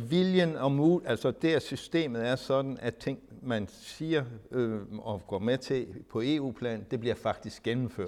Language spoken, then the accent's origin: Danish; Denmark; vi som danskere